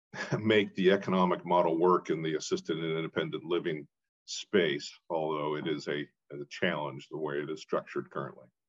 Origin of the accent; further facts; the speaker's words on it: Portland, Oregon, United States; moved away as an adult; also born or lived in East Coast; I'm a, a, Oregonian, born and raised in Portland